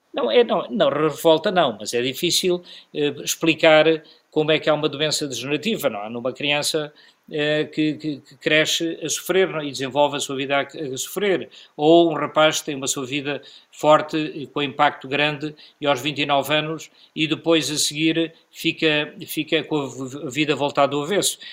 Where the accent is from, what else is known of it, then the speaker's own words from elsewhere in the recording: Beira, Sofala, Mozambique; now in Portugal; enquanto beirense, nascido em Moçambique